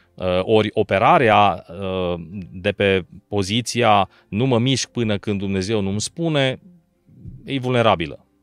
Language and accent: Romanian; Arad, Arad County, Romania; also born or lived in Bucharest; din Arad m-am născut în Arad și am locuit toată viața acolo, excepție perioada de studii.